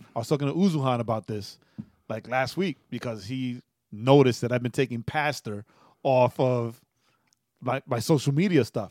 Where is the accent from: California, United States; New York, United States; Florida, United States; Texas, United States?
New York, United States; as a New Yorker